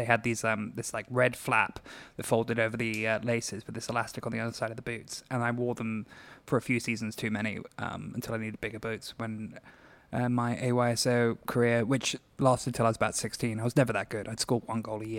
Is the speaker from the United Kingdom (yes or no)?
yes; London, United Kingdom; accent: British; also born or lived in Los Angeles, United States; I was born here in Los Angeles, California, and then I grew up in London until I was about six. I was kind of back and forward my whole life